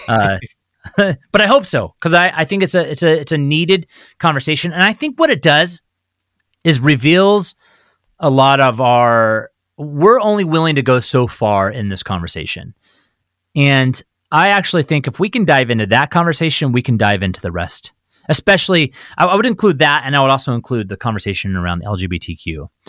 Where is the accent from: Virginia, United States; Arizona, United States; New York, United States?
Arizona, United States; Phoenix; now in Spokane, United States; I grew up in the Southwest, in Arizona, in Phoenix.